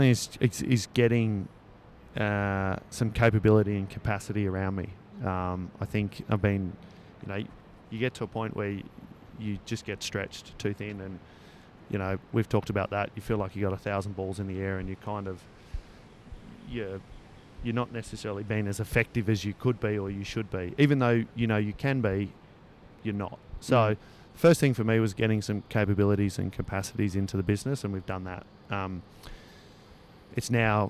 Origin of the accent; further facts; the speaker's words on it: Northern New South Wales, Australia; now in Northern Beaches, Australia; I'm obviously from Northern New South Wales as well.